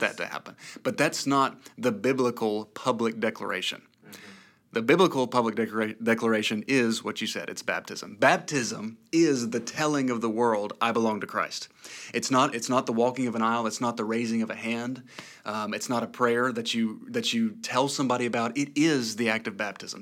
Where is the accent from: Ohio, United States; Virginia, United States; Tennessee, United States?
Tennessee, United States; East; I'm from East Tennessee. I'm a native son of East Tennessee